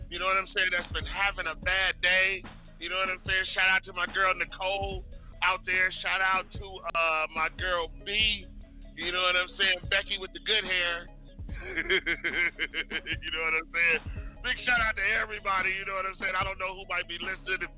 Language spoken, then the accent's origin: English; Louisiana, United States; So, other than that, bitch, I'm from Louisiana.